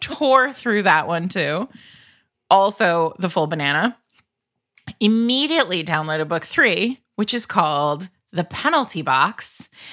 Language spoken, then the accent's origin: English; Rhode Island, United States; I grew up in Rhode Island where we, like, have the actual mob